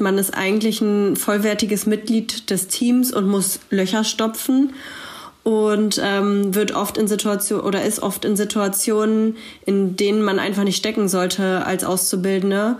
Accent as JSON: {"language": "German", "town": "Braunschweig", "region": "Lower Saxony", "country": "Germany", "said": "ich komme ebenfalls aus Braunschweig"}